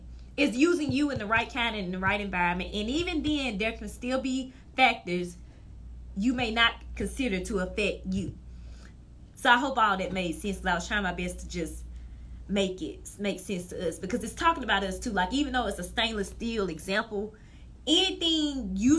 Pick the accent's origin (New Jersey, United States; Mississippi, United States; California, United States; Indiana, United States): Mississippi, United States; from Verkaden, Mississippi.